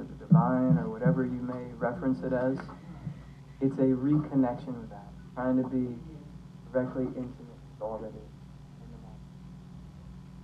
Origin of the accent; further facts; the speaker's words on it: Montana, United States; moved away; also born or lived in San Francisco; I grew up in Montana